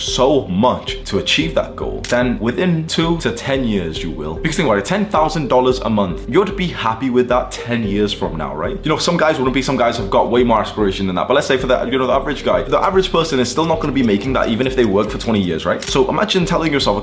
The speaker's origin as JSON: {"language": "English", "town": "Warrington", "region": "North West England", "country": "United Kingdom", "tie": "born or raised there", "also_born_or_lived": "Thailand / Mexico / Greece / Amsterdam", "moved": "as an adult", "lives_now": "Dubai, United Arab Emirates", "said": "when I moved out of my hometown, I lived in Warrington in the UK"}